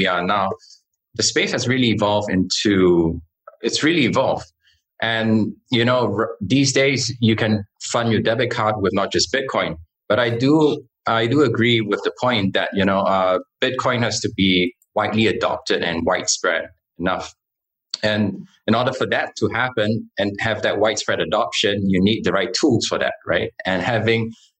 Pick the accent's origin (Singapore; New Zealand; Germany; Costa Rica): Singapore; I was born and raised in Singapore.